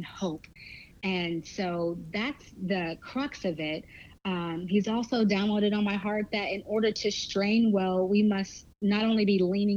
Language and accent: English; Texas, United States; now in San Francisco, United States; I'm originally from Texas, so once a Texas girl, always a Texas